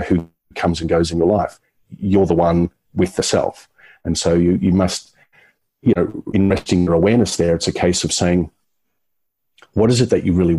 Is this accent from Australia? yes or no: yes; Brisbane, Queensland, Australia; my hometown. I thought, oh, look, it's just Brisbane.